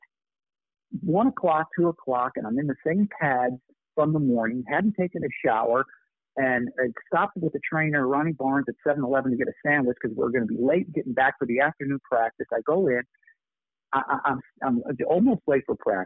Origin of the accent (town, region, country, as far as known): Buffalo, New York, United States; born or raised there